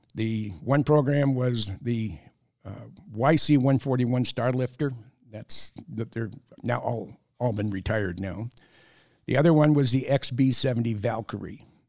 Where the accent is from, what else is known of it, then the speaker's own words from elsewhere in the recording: San Jose, California, United States; moved away; also born or lived in San Francisco / Minnesota; I grew up in the Bay Area, I'm a third generation San Franciscan.